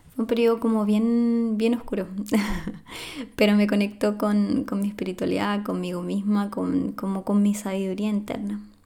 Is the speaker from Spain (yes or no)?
no; Chile; soy de Chile, de Sudamérica